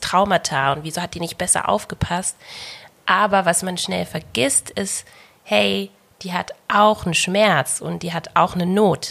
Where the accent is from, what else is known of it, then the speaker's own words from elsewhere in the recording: Bavaria, Germany; ich bin in Bayern geboren und aufgewachsen